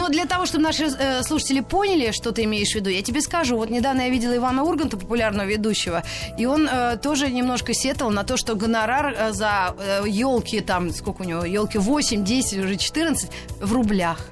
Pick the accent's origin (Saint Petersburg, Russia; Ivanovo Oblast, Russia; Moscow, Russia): Moscow, Russia; Мы, москвичи